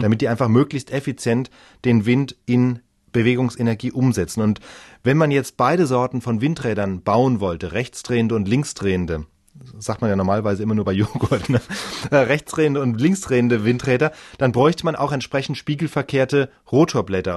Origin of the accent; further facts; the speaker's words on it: Germany; Bei uns in Deutschland